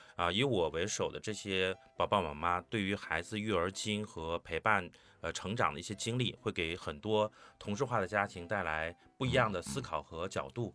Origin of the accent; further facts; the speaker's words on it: Tangshan, Hebei, China; moved away; also born or lived in Shijiazhuang / Chengdu; 我就是这次再重回自己的老家唐山